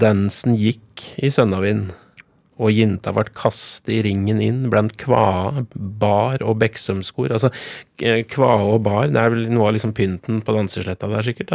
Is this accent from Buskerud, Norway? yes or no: no; Gjøvik, Innlandet, Norway; Jeg er fra Gjøvik-sida.